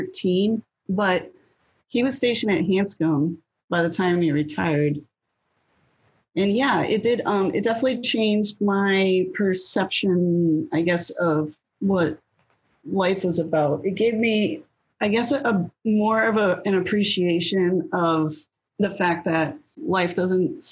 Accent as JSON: {"language": "English", "town": "Nashua", "region": "New Hampshire", "country": "United States", "tie": "born or raised there", "also_born_or_lived": "California / Manchester, New Hampshire", "said": "I was born in California. And I lived in a couple of different states before we settled in New Hampshire when I was a kid. But I mostly grew up in Nashua."}